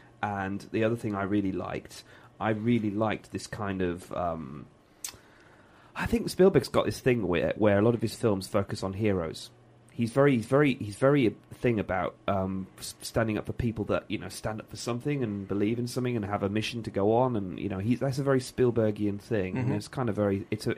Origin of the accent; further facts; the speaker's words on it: Birmingham, West Midlands, United Kingdom; being a Brummie, the bit I loved was the continuity scenes around the jewellery quarter